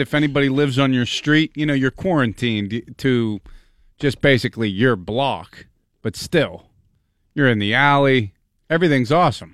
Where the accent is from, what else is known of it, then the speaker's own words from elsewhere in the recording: Pittsburgh, Pennsylvania, United States; I grew up in Pittsburgh